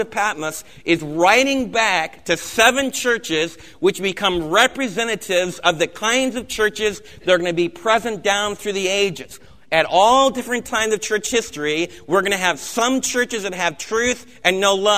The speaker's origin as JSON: {"language": "English", "country": "United States", "said": "as American believers"}